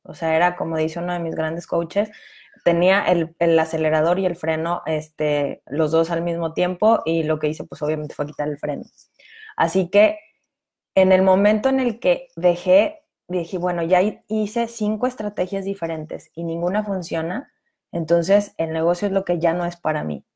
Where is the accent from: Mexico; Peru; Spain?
Mexico; cómo funcionaban los impuestos en mi país